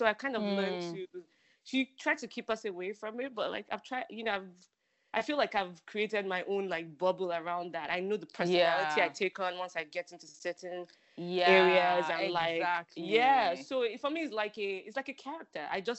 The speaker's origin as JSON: {"language": "English", "region": "Lagos", "country": "Nigeria", "tie": "born or raised there", "said": "I'm an area girl. Like, I have that in me. Like, my grandmother lived in Surulere area. Like, I grew up in Akoka."}